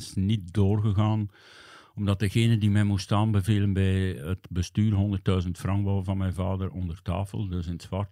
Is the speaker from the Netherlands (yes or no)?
no; Hamme, Flanders, Belgium; ik ben opgegroeid in de jeugd van Vigor Hamme, hè, de club van mijn thuisdorp